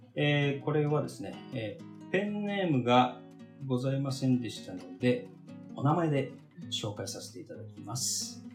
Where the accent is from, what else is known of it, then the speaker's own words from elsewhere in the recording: Tokyo, Japan; 東京生まれの東京育ちなんですけど、まあ、東京といってもね、僕、郊外なの。